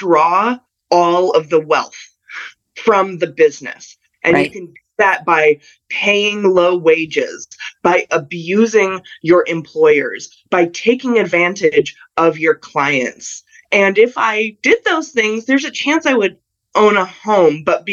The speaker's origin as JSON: {"language": "English", "region": "Colorado", "country": "United States", "tie": "born or raised there", "moved": "yes", "lives_now": "Southern California, United States", "said": "I grew up in Colorado"}